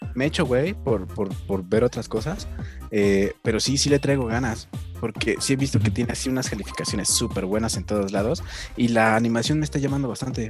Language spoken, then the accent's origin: Spanish; Tlalnepantla, State of Mexico, Mexico; por acá, por mi pueblo, o sea, en el Estado de México y en la Ciudad de México